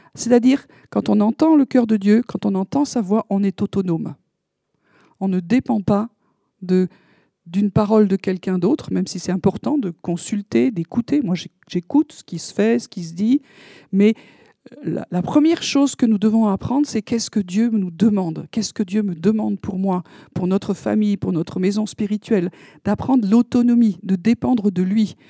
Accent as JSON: {"language": "French", "country": "France", "said": "on est français"}